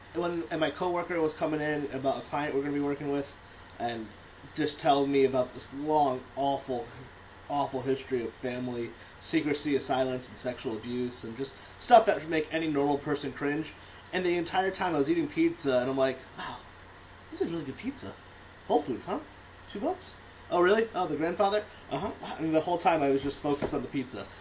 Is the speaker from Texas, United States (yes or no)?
no; Connecticut, United States; I grew up in Connecticut